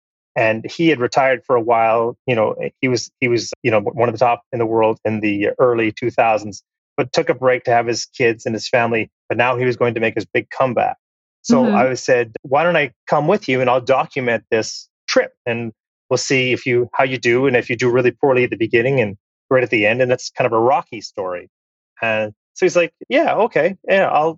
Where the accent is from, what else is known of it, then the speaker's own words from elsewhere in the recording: Canada; I'm Canadian. Canada is my home and native land.